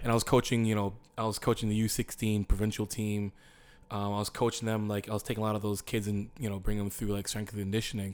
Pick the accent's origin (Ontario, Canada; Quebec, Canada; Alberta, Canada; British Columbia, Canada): Ontario, Canada; Windsor; I'm from Windsor, Ontario.